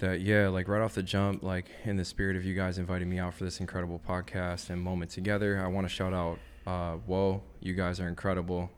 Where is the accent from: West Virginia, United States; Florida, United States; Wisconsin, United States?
Wisconsin, United States; Madison; I grew up in Madison, Wisconsin, so it's not like California where, like, everybody's a skater